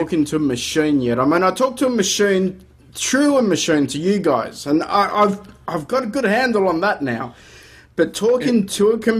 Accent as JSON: {"language": "English", "country": "Australia"}